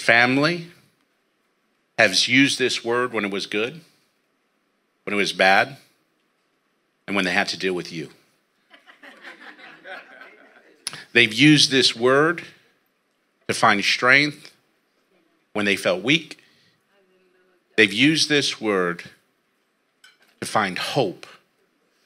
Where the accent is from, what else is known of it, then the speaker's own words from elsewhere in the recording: San Jose, California, United States; now in Merced, United States; I was born and raised right here in San Jose, California